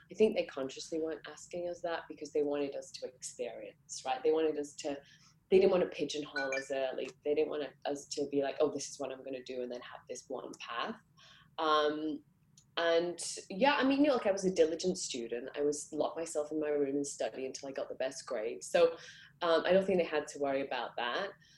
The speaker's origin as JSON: {"language": "English", "town": "Manchester", "region": "North West England", "country": "United Kingdom", "tie": "born or raised there", "said": "I grew up in Manchester"}